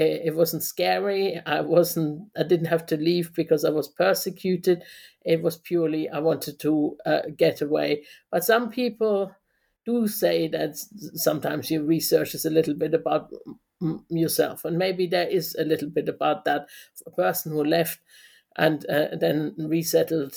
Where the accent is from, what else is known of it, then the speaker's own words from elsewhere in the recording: Germany; moved away as an adult; also born or lived in London; now in Aberystwyth, United Kingdom; I was born in West Germany in 1968, and I lived in Germany for 20 years, going to school, you know, living with my parents in West Germany